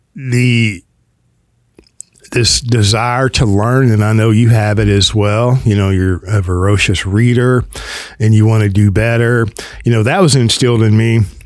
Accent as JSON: {"language": "English", "region": "the South", "country": "United States", "accent": "Southern", "said": "I'm in the South as if you couldn't tell. Let me help you out by my accent, right?"}